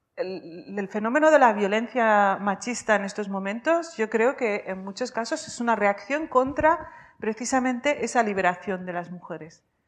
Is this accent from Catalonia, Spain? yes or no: yes; Vic, Catalonia, Spain; also born or lived in Rif, Morocco; nací en el RIF